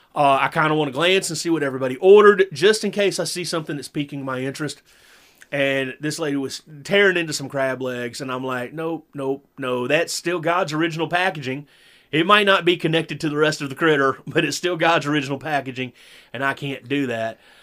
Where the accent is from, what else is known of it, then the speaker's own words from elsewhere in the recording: the South, United States; born and raised in the South